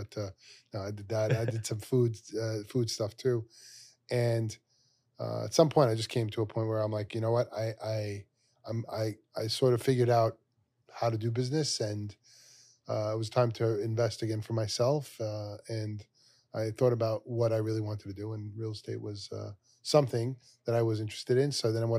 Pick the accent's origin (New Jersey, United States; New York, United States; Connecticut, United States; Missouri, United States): New York, United States; Brooklyn; Yeah, well, I'm from Brooklyn, New York, born and raised there, right around Brooklyn College in that area, Middlewood, Flatbush, like that.